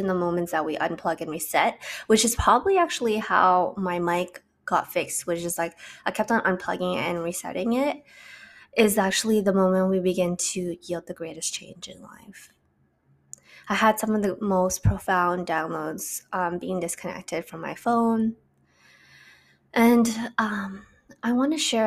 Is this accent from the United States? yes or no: no; Canada; I'm from Canada